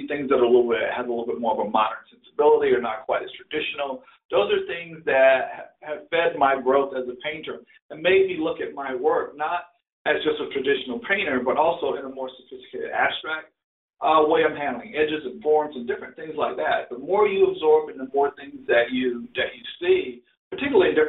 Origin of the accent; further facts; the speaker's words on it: the South, United States; And I and, and I grew up in the South, so I did a lot of boats, I did a lot of barns, I did a lot of different type rural things.